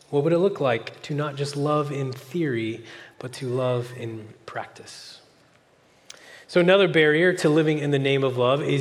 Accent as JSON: {"language": "English", "region": "California", "country": "United States", "lives_now": "Oklahoma, United States", "said": "But then when uh, an Oklahoman finds out I'm a Californian, they will say questions like this"}